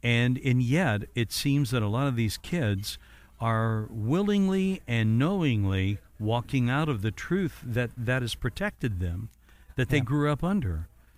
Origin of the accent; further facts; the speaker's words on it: Evansville, Indiana, United States; moved away; my hometown was Evansville.